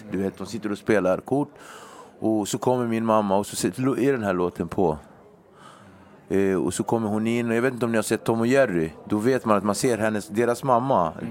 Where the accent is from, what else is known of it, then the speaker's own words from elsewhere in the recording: Nacka, Stockholm County, Sweden; Jag är uppväxt i Nacka, där är bara vita.